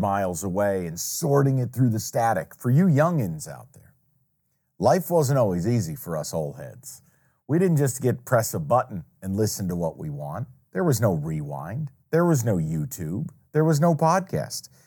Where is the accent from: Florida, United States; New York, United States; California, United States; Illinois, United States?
New York, United States; upstate; moved away; I grew up in New York. I grew up upstate, about two hours north of New York City